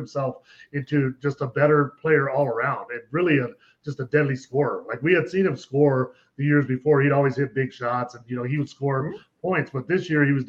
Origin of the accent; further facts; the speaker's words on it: DeKalb, Illinois, United States; moved away; I'm originally from Illinois. Yeah, originally from DeKalb, Illinois